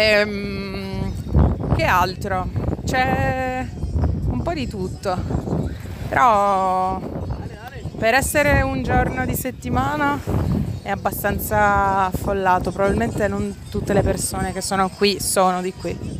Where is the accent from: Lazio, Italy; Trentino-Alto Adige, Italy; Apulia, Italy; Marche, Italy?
Apulia, Italy; Foggia; io sono di Foggia